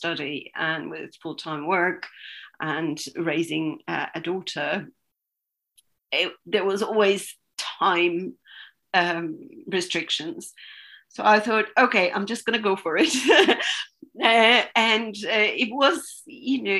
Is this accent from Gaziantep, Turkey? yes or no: no; Istanbul, Turkey; also born or lived in Denmark; now in London, United Kingdom; I was born and raised in Istanbul